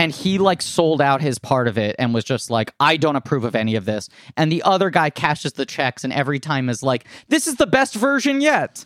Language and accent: English; New York City, New York, United States; I grew up here. I'm born and raised in New York